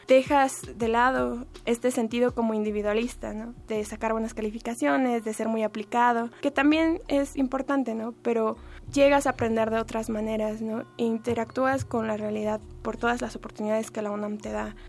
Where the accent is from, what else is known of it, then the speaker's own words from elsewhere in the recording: United States; now in Mexico City, Mexico; Mi familia fue migrante en Estados Unidos y pues cuando creces allá en un país diferente